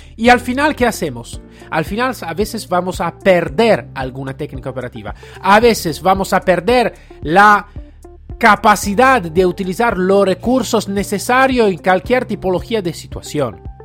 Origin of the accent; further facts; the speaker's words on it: Italy; Spanish is a second language; yo estaba como italiano